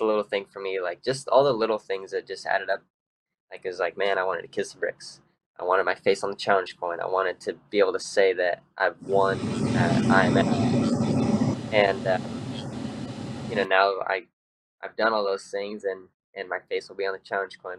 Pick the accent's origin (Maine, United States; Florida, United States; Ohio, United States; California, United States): California, United States; growing up in California